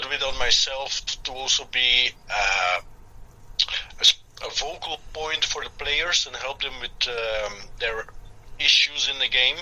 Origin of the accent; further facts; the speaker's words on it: Belgium; moved away as an adult; now in Peru; I'm just a Belgian guy. I was born and raised in Belgium, and 10 years ago, I moved to Peru because I married a Peruvian